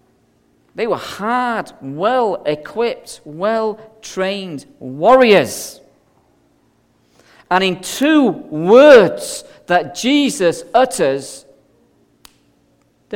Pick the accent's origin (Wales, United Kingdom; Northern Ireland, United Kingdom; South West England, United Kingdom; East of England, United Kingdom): Northern Ireland, United Kingdom; Belfast; now in Scotland, United Kingdom; I grew up as a child in the streets of Belfast in the 70s